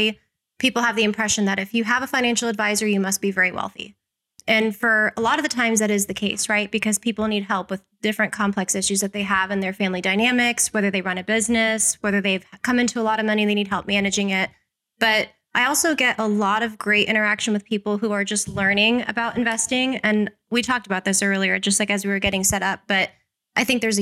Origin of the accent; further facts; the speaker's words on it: Las Vegas, Nevada, United States; I was born and raised here in Las Vegas